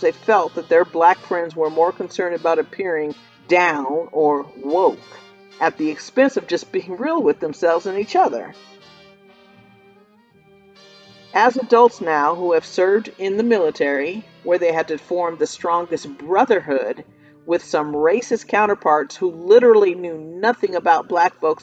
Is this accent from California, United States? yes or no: yes; Los Angeles, California, United States; I grew up in Tinseltown instead of South LA like some of my classmates during the era of school desegregation.